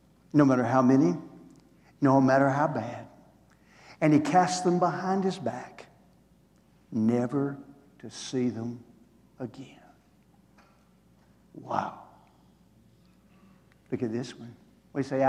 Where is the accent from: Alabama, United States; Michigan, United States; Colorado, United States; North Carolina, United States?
Alabama, United States; Green Hill; I grew up over in the Florence area, up in Green Hill